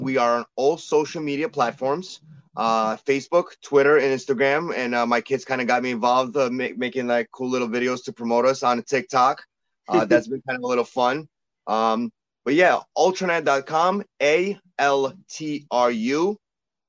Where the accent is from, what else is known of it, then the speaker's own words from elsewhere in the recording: New York City, New York, United States; moved away as an adult; also born or lived in St. Petersburg, Russia; now in Albany, United States; I grew up in Brooklyn